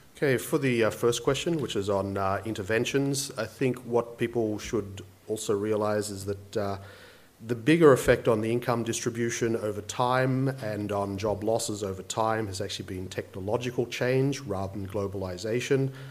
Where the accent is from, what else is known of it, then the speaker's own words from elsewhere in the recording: Campbelltown, New South Wales, Australia; as I grew up in Campbelltown, my first job was in the Kmart of Campbelltown